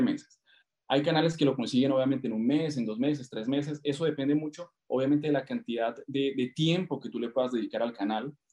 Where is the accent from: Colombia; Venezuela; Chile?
Colombia; also born or lived in Argentina; now in Brazil; soy colombiano, viví eh, ocho años en Argentina